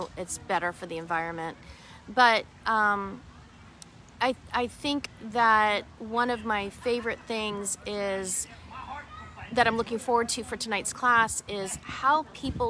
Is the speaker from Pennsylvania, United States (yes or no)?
yes; Pittsburgh, Pennsylvania, United States; I grew up in Pittsburgh